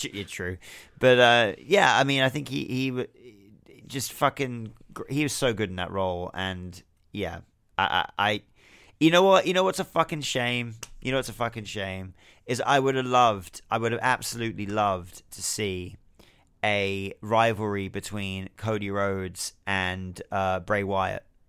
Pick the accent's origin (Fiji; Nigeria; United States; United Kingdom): United Kingdom; being someone that watches wrestling from the U K